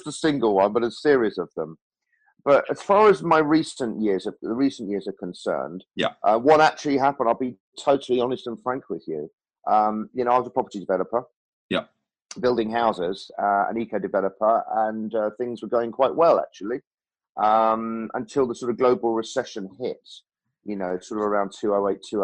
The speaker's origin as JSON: {"language": "English", "area": "Norfolk", "region": "East of England", "country": "United Kingdom", "tie": "born or raised there", "said": "when I was actually in Norfolk, sort of from about 7 to 18, and when I was at school there at 13"}